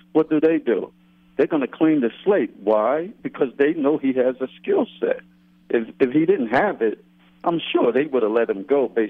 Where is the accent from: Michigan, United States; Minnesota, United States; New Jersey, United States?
New Jersey, United States; Newark; My mother lives not too far from the stadium. She lives in Newark, and I grew up in Newark.